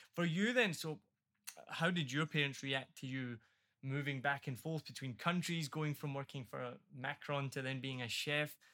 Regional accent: Scotland, United Kingdom; moved away as an adult; also born or lived in United States; now in Vietnam; I'm from Scotland, and my family are all white.

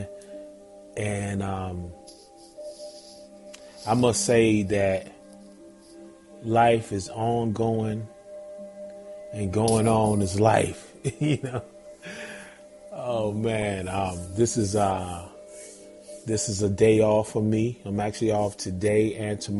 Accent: Zebulon, North Carolina, United States; now in Georgia, United States; Shout out NC, Zebulon, Z-Town, North Carolina, man. Born and raised

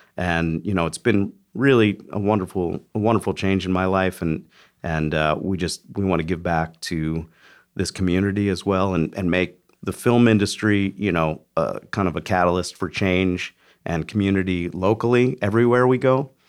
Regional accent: Philadelphia, Pennsylvania, United States; moved away; I grew up in, in Philly

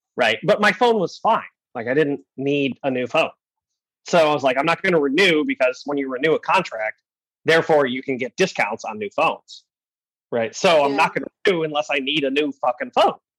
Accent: Michigan, United States; moved away; in Michigan, middle of nowhere, because I am from Michigan

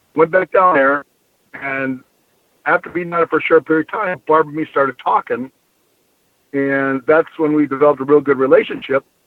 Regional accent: Bloomington, Minnesota, United States; also born or lived in Wisconsin / Iowa; I uh, actually was born in Wisconsin, yeah. moved to Minnesota when I was real young. Uh, lived on the east side of Bloomington

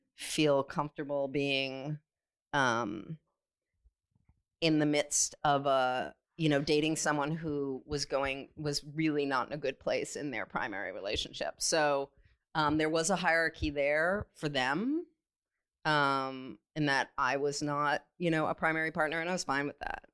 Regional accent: California, United States; growing up in California in the 70s and 80s

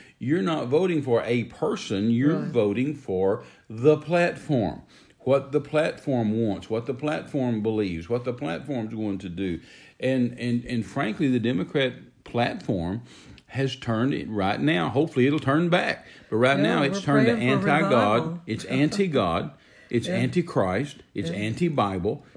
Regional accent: United States; as an American

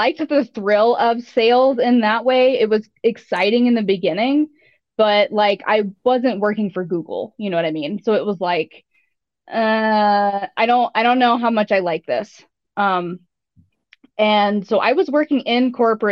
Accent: the American South, United States; also born or lived in Wyoming; my mom is British and I grew up in the American South

